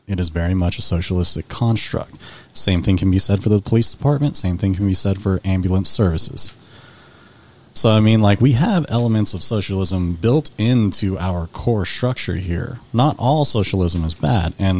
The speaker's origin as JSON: {"language": "English", "country": "United States"}